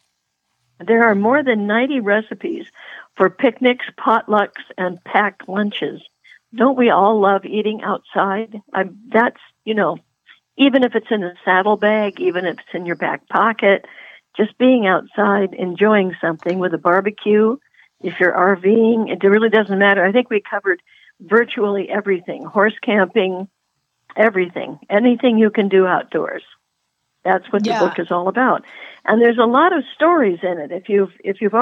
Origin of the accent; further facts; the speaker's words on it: Puget Sound, Washington, United States; moved away; I grew up on Puget Sound